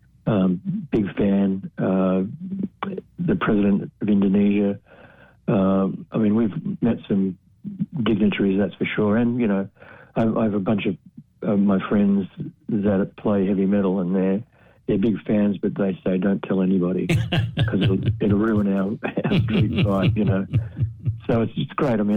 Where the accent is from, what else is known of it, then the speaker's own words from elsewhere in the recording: Australia; I'm Australian.